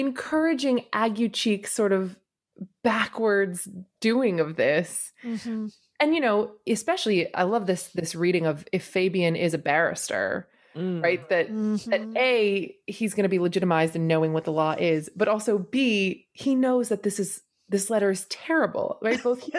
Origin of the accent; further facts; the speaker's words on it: United Kingdom; We're brawlers. We're, you know, we're British. We fight each other.